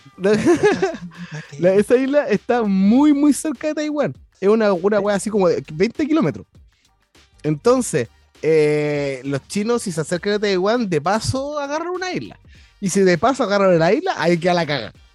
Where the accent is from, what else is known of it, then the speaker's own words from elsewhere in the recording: Chile; moved away as an adult; now in Japan; nosotros como chilenos